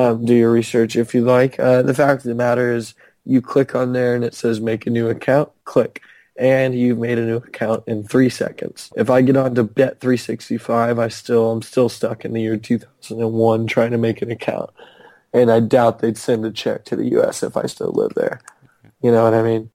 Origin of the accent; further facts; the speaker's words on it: Canada; I'm from Canada